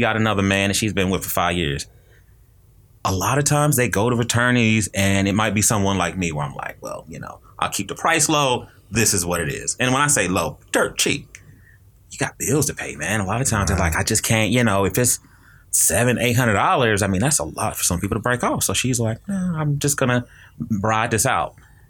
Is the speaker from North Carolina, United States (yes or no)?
yes; North Carolina, United States; I'm originally from North Carolina.